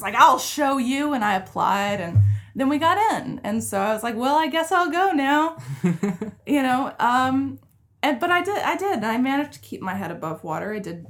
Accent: Charlotte, North Carolina, United States; Like, you're not from North Carolina. I'm like, oh, but I was born and raised in Charlotte. You know, they didn't believe me.

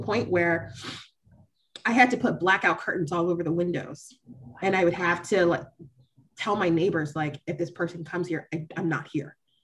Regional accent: Florida, United States; I grew up in Florida.

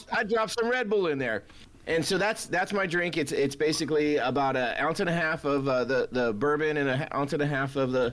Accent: United States; I was born in Tahoe

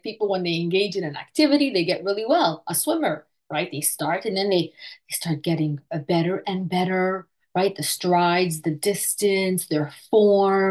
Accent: Montreal, Quebec, Canada; I am from Montreal, Canada

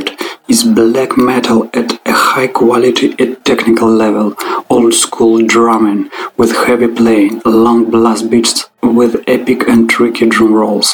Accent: Krasnoyarsk, Krasnoyarsk Krai, Russia; Krasnoyarsk, my hometown.

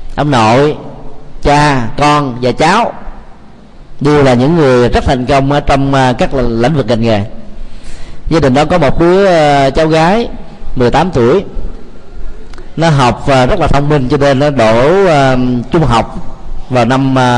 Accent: Vietnam

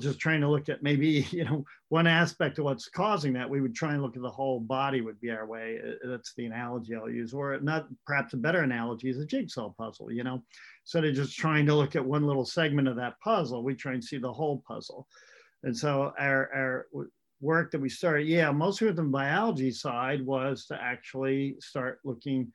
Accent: rural Pennsylvania, United States; moved away as an adult; also born or lived in Rochester, New York / California; I grew up in rural America. It's dairy farm country in Pennsylvania

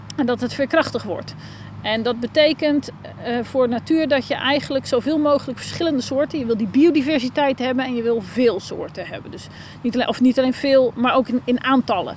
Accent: Netherlands

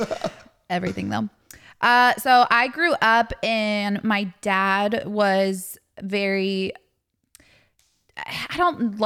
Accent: Atlanta, Georgia, United States; also born or lived in North Carolina; born and raised in Atlanta

